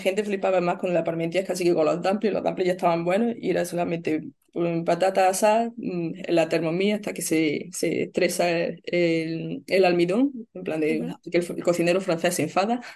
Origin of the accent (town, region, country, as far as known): Spain; moved away as an adult; now in Melbourne, Australia